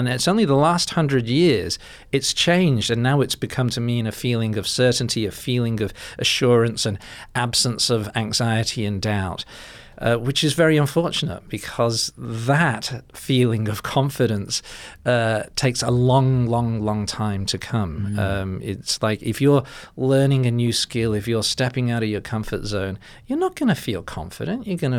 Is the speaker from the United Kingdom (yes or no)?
yes; England, United Kingdom; now in Australia; because I'm from England originally, but you know, I think of myself as Aussie now